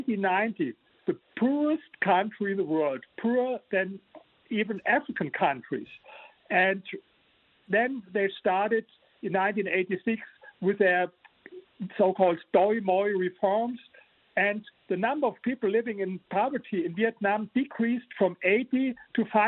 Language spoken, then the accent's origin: English; Germany; English is a second language; You hear my accent, I'm from Germany